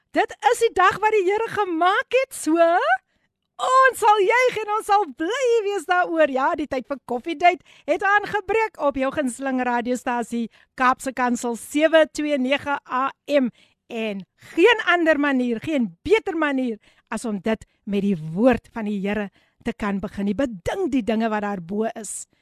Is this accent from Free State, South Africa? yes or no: no; Somerset West, Western Cape, South Africa; my geboortedorp. Ek moet dit met trots sê, Somerset Wes